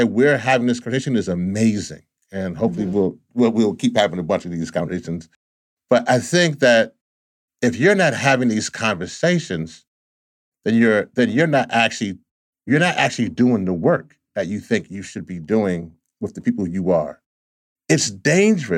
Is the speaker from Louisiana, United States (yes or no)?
yes; Louisiana, United States; my home state of Louisiana